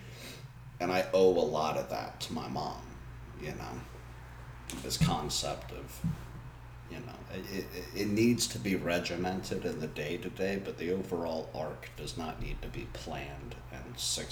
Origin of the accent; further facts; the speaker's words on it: South East England, United Kingdom; born there; I was born in Oxfordshire.